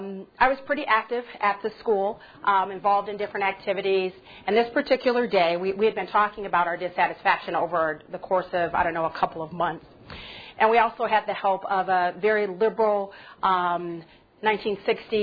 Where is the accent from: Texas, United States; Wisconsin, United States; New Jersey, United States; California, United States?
California, United States; Pasadena; I grew up in Southern California in Pasadena.